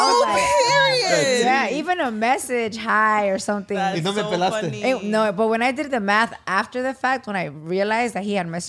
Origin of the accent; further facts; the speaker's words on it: Tampa, Florida, United States; also born or lived in San Jose, California / Guanajuato, Mexico (family); I was born here in Cali. I was born in San Jose. But my parents moved back to Florida when I was two.